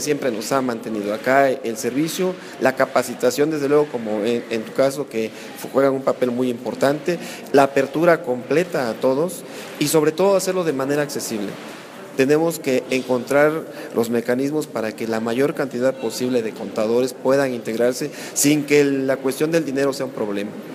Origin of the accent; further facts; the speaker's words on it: Mexico